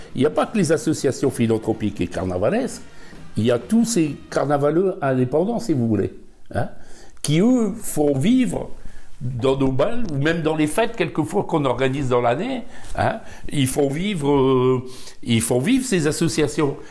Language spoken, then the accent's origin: French; Bergues, Hauts-de-France, France; also born or lived in Dunkirk; je suis berro hein. Je suis né à Dunkerque, mais j'ai toujours habité ici. Et en plus de ça, j'ai toujours habité dans le quartier ici. 70 ans que j'habite ici.